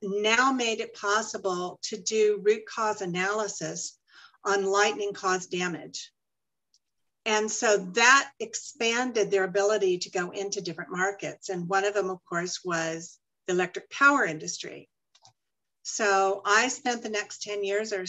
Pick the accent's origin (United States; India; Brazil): United States; Dallas, Texas; now in Arizona, United States; I'm actually from Dallas. I grew up in Oak Cliff